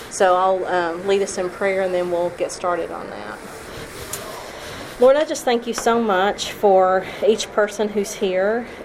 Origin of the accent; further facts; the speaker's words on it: Tennessee, United States; also born or lived in Kentucky / Alabama; I was raised in churches in Tennessee and Kentucky and Alabama.